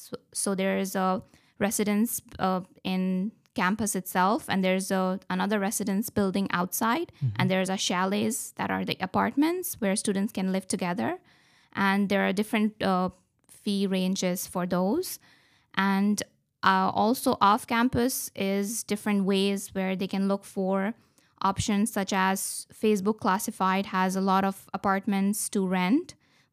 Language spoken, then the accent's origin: English; Pakistan; also born or lived in Qatar; now in Corner Brook, California, United States; I'm from Pakistan. I'm coming from Qatar, a very hot country. I have been in Corner Brook since 2018